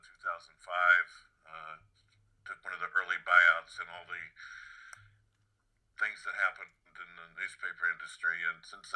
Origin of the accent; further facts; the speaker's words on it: Kansas City, United States; moved away as an adult; now in Hartford, United States; I grew up in the Kansas City area